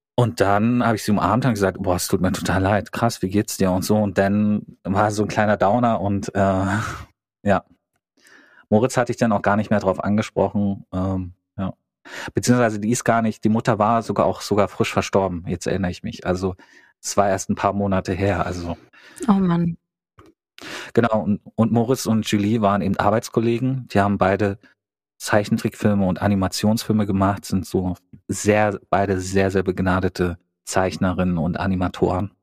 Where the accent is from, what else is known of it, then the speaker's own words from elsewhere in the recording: East Germany, Germany; moved away; ich komme aus dem Osten